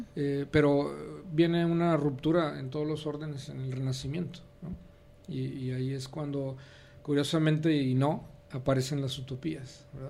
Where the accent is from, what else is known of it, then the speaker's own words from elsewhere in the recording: Nuevo Laredo, Tamaulipas, Mexico; also born or lived in Monterrey, Nuevo León / Mexico City; now in Guadalajara, Mexico; nací en la frontera, en Nuevo Laredo, Tamaulipas. Y después de ahí eh, me fui a la Ciudad de México